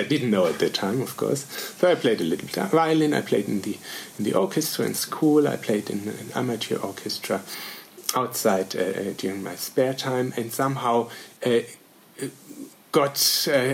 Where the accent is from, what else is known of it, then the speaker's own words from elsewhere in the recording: Bavarian Forest, Germany; I grew up in a mini small village in Bavaria, in the Bavarian forest